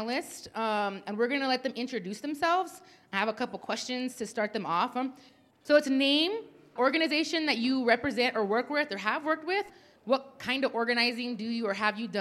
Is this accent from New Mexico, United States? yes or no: yes; New Mexico, United States; growing up in New Mexico was pretty rough